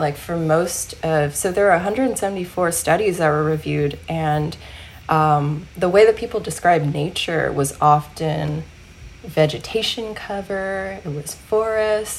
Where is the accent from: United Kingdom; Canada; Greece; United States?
United States; Deep South; now in California, United States; I grew up in the Deep South